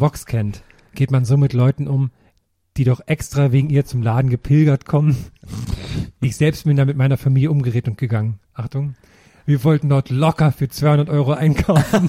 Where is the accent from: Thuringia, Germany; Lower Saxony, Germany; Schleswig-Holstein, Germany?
Thuringia, Germany; moved away; bei mir in meinem Heimatdorf in Thüringen